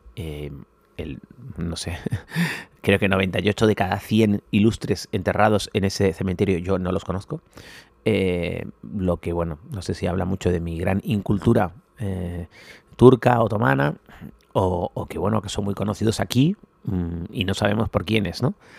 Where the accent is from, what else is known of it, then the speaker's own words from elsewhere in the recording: Spain; somos muy españoles